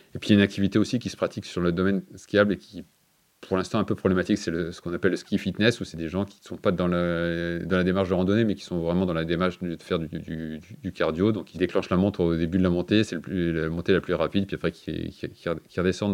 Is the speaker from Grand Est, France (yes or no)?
yes; Lorraine, Grand Est, France; moved away as an adult; also born or lived in Isère / Vercors; now in Lans-en-Vercors, France; je suis originaire de Lorraine